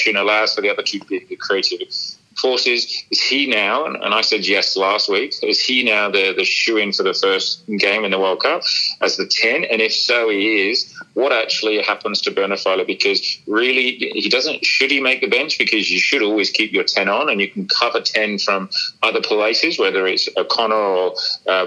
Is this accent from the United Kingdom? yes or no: yes; England, United Kingdom; as an Englishman